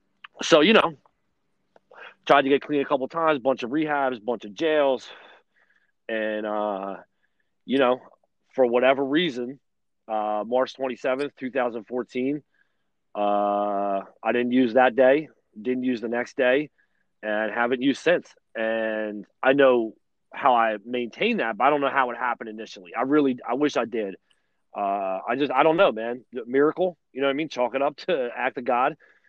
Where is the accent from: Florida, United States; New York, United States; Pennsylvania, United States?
Pennsylvania, United States; Delaware County, near Philadelphia; I grew up in Delaware County. I grew up in the shadows of the Philadelphia airport. You can't live no closer to the airport than I grew up.